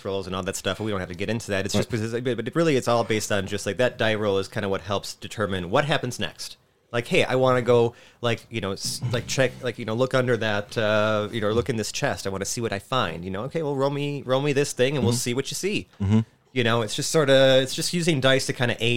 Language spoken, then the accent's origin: English; Buffalo, New York, United States; born and raised in Buffalo